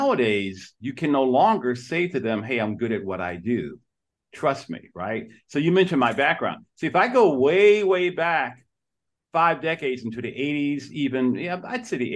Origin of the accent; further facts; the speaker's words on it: Detroit, Michigan, United States; I was born and raised in Detroit, Michigan